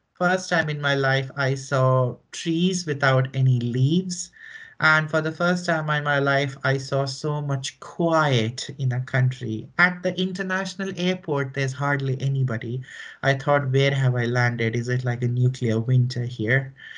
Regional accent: northern India, India; moved away as an adult; also born or lived in New Delhi, India; now in Finland; So I am originally from India, from northern India, uh, from a city which is not very big by Indian standards

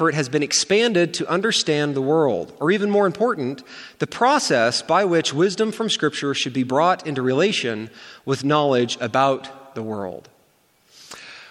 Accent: United States; as an American

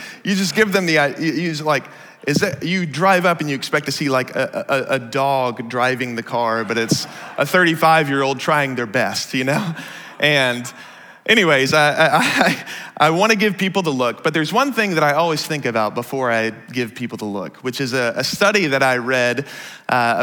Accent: Dallas, Texas, United States; now in Seattle, United States; I grew up in the Dallas area, which means I was taught how to drive as a Texan

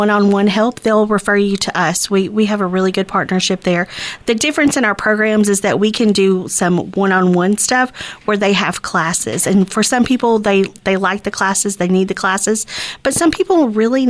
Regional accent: Texarkana, United States; this is my hometown. I'm raising my kids here.

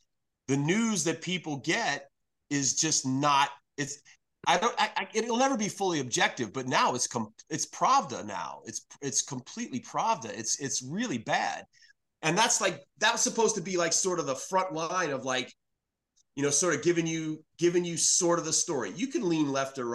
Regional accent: New York City, New York, United States; now in North Carolina, United States; I'm originally from New York City.

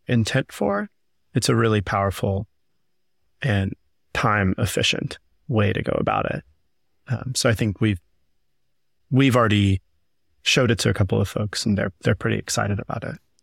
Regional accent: Southeast, United States; I grew up doing theater in the Southeast

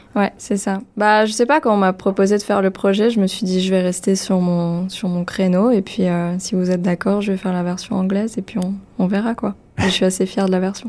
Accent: France; first language French; je suis française, ma première langue, c'est le français

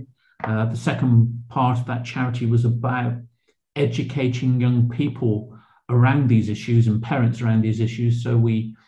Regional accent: Bristol, South West England, United Kingdom; moved away as an adult; also born or lived in Cheltenham; I was brought up in Shirehampton

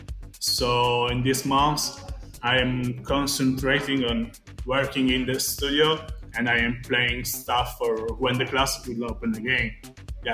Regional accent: Italy; also born or lived in Calabria; now in Florence, Italy; I am from Italy. I usually live and work in the wonderful Florence.

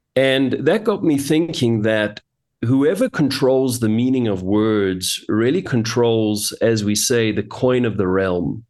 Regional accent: Johannesburg, Gauteng, South Africa; I was born and raised in Johannesburg, South Africa, and, uh, I've lived here most of my life

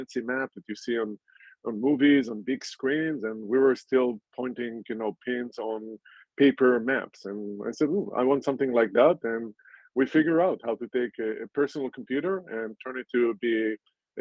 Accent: Southern District, Israel; I was born in Israel and grew up there in a small town in the desert near the Dead Sea

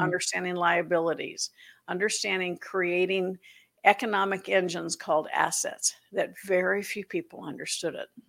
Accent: Florida, United States; moved away; also born or lived in Atlanta; growing up in Florida

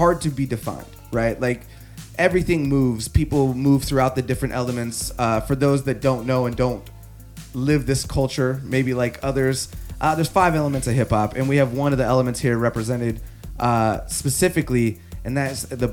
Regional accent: Sunnyside, Washington, United States; I grew up in the Valley

